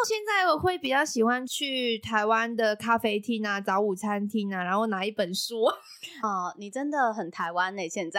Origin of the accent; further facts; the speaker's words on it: Hong Kong; moved away as an adult; now in Taiwan; 我是来自香港的